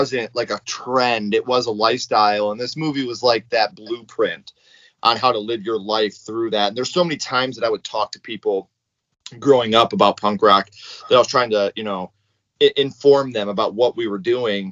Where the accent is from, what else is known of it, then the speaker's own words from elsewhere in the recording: Sand Creek, United States; a 13-year-old white boy growing up in Sand Creek surrounded by cornfields